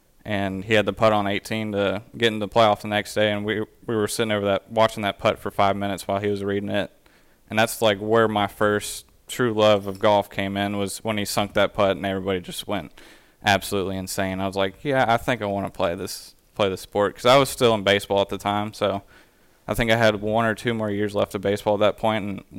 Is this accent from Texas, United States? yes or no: yes; Pecan Grove, Texas, United States; I grew up on Pecan Grove Plantation Country Club, which is in the Pecan Grove subdivision. And probably my favorite courses in the Houston area would have to be